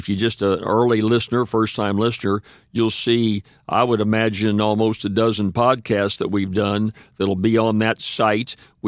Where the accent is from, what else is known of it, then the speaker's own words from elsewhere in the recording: St. Louis, Missouri, United States; now in Louisiana, United States; Right. I came down here from St. Louis, came into North Louisiana, a little town of Faraday.